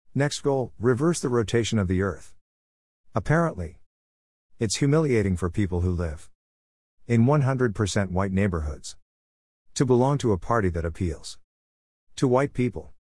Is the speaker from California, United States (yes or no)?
yes; Berkeley, California, United States; Berkeley, my hometown.